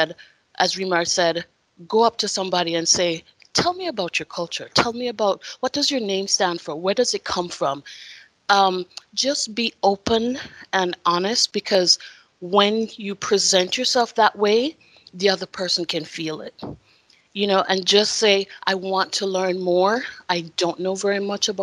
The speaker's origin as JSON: {"language": "English", "country": "Jamaica", "said": "in Jamaica, our national motto is out of many one people"}